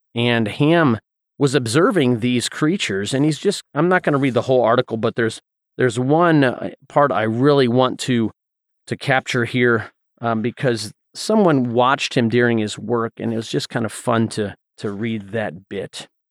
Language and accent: English; Southeast, United States; growing up in the Southeast